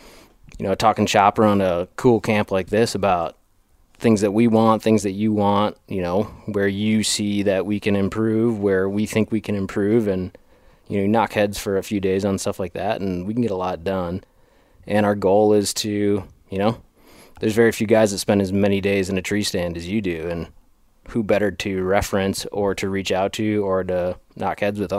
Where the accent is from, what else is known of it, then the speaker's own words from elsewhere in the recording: Wisconsin, United States; you know, I'm a Wisconsin guy. I grew up in the Midwest and cut my teeth on whitetails.